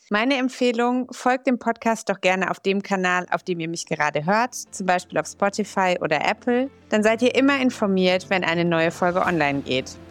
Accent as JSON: {"language": "German", "town": "Gelsenkirchen", "region": "North Rhine-Westphalia", "country": "Germany", "tie": "born or raised there", "said": "So in Gelsenkirchen und Umgebung. Aber ich bin in Gelsenkirchen zur Schule gegangen."}